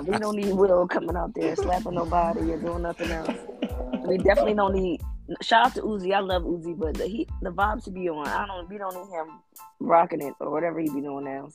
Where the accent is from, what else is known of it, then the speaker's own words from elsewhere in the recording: Philadelphia, Pennsylvania, United States; I'm from Philly, so I like the cold